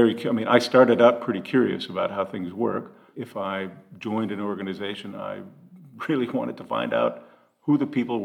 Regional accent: United States; moved away; I know of only three Americans in that entire organization. I'm one of them

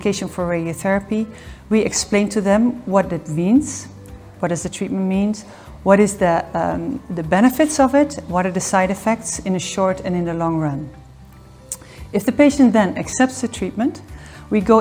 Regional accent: Netherlands; moved away as an adult; now in Geneva, Switzerland; I'm Dutch, born and raised in the Netherlands, and since 2006, I live here in the Geneva area.

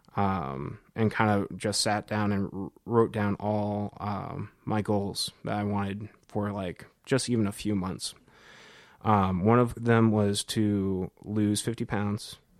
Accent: Cedar Rapids, Iowa, United States; moved away as an adult; also born or lived in Northern Colorado; now in Nashville, United States; I'm originally from Cedar Rapids, Iowa, born and raised.

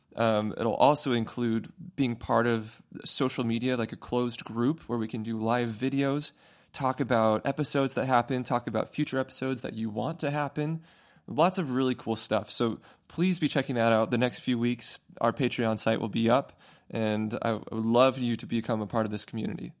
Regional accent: Fountain Valley, California, United States; moved away as an adult; now in Boston, United States; I'm going down to California to my hometown, Fountain Valley. I'm going to be singing with my high school choir, Fountain Valley High School

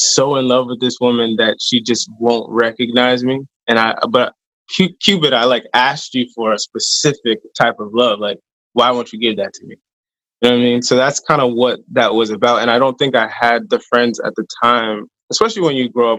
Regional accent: upstate New York, United States; moved away as an adult; also born or lived in Maryland; I'm from New York, or I'm from like more upstate

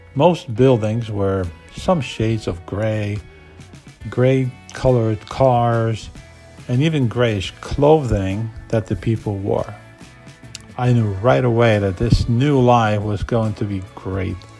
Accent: Poland; moved away as an adult; now in United States

